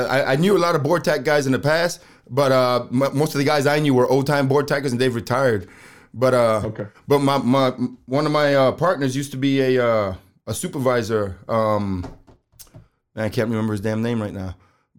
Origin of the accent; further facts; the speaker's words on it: New York City, New York, United States; I was born and raised in New York City, and I've never had a pet, not even a freaking goldfish.